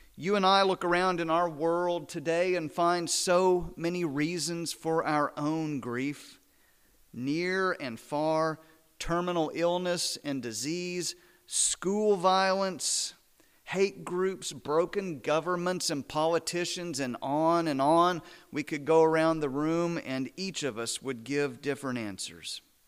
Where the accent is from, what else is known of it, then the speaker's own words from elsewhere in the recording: Midland, Texas, United States; now in Azle, United States; I was born and raised about three hundred miles west of here, down I twenty.